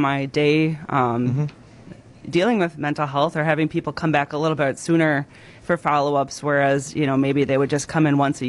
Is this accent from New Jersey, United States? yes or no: no; Wisconsin, United States; I am from Lamira, okay. Wisconsin. I live 3 miles away from where I grew up